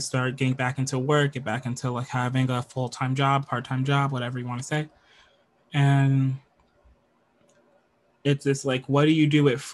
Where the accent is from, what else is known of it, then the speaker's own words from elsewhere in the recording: United States; I'm from America. I'm moving from the United States of America to Canada